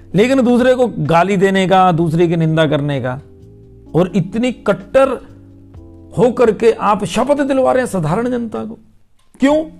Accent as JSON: {"language": "Hindi", "region": "Himachal Pradesh", "country": "India", "said": "मैं हिमाचल प्रदेश से हूं"}